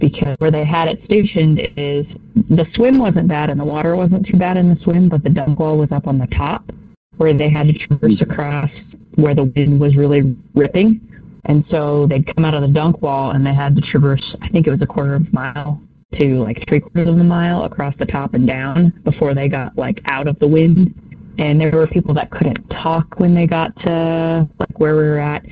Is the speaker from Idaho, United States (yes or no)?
yes; Riggins, Idaho, United States; also born or lived in California; So I grew up in Riggins, Idaho. I'm a California transplant, but we moved up to Riggins